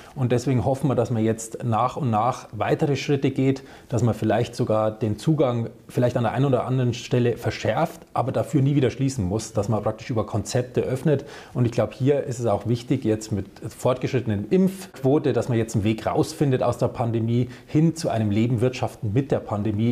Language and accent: German; Upper Franconia, Bavaria, Germany; also born or lived in Bamberg; now in Upper Bavaria, Germany; ich bin gebürtiger Oberfranke, wohne jetzt aber in Oberbayern